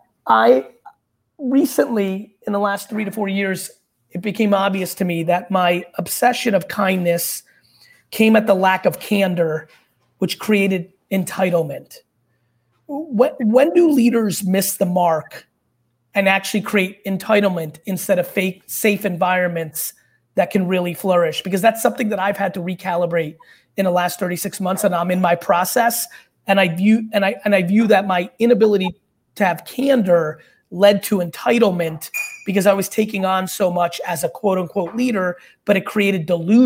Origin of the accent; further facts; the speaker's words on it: Queens, New York, United States; also born or lived in Belarus; I was born in Belarus in the former Soviet Union. I immigrated here in the late 70s. And, you know, lived in a studio apartment in Queens with my family.